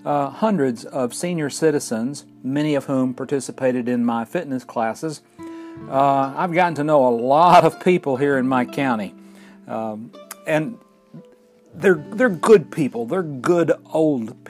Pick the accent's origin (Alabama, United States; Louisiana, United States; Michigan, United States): Alabama, United States; Fort Payne; we're recording in my hometown of Fort Payne, Alabama